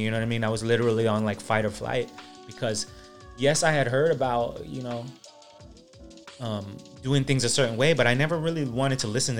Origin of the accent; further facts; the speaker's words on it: California, United States; also born or lived in Philippines; when I moved from the Philippines, it was basically like a New York City, but of California